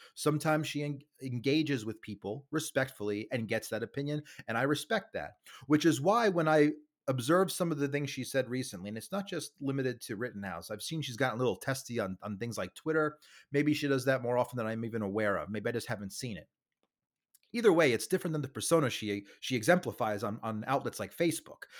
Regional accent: New York City, New York, United States; I'm from Staten Island, New York

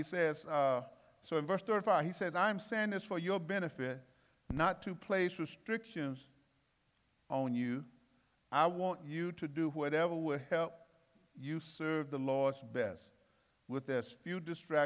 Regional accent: Alabama, United States; I'm from Alabama

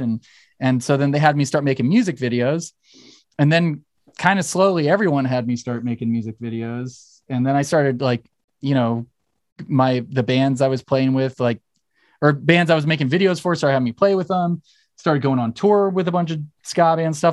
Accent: Torrance, California, United States; I'm from Torrance, so I, I mean, I grew up with the dudes in …

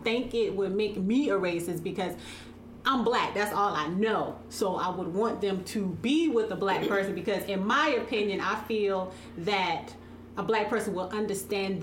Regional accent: South Carolina, United States; moved away as an adult; I'm from South Carolina

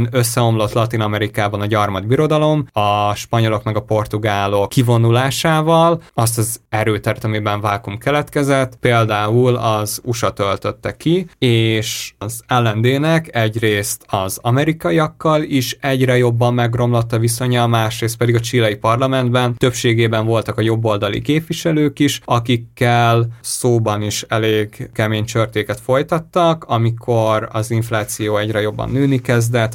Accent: Hungary; Annyira furáztam, hogy magyarként nézni

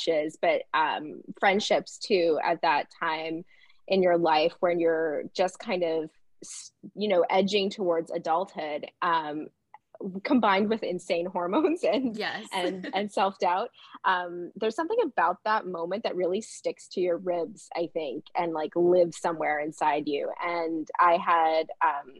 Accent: Barry's Bay, Ontario, Canada; I grew up in Barry's Bay, where the book is set, down a dirt road in the bush on the lake.

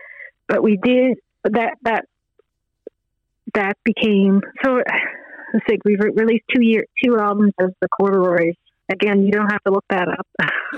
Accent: Glovertown, Newfoundland and Labrador, Canada; also born or lived in Fogo Island / Pool Cove / Nova Scotia; Glovertown is where I graduated, so that's the easy answer is, like, I was from Glovertown

